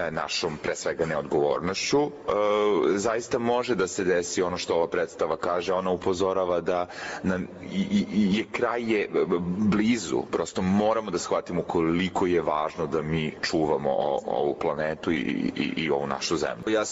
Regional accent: Niš, Nišava District, Serbia; E, ja sam glumac, Nišlija sam.

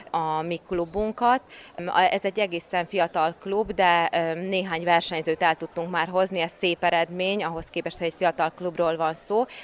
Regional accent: Romania; Romániából jöttem

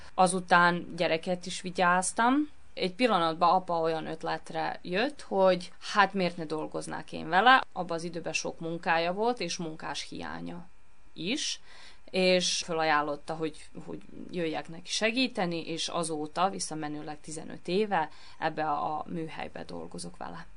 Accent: Novi Sad, Vojvodina, Serbia; én ebbe a műhelyben nőttem föl, ugyanis mi itt éltünk, mikor én megszülettem

